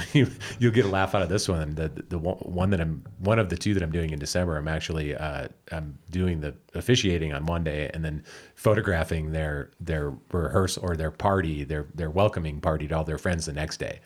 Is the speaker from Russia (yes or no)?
no; Grand Haven, Michigan, United States; I grew up in Grand Haven.